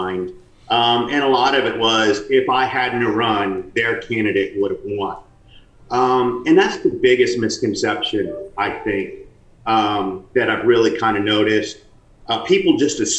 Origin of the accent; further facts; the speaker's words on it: Thibodaux, Louisiana, United States; I was born and raised in South Louisiana, grew up down the bayou. After graduating from Thibodaux High